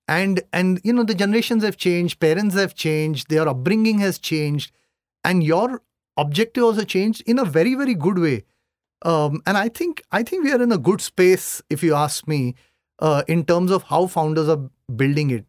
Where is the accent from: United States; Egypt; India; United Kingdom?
India; Mumbai, Maharashtra; I come from Bombay